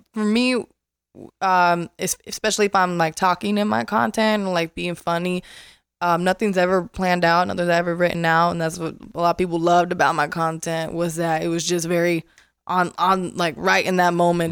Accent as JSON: {"language": "English", "town": "Las Vegas", "region": "Nevada", "country": "United States", "tie": "born or raised there", "also_born_or_lived": "Florida", "moved": "as an adult", "said": "moved to Vegas, and I'm from Vegas. I'm born and raised"}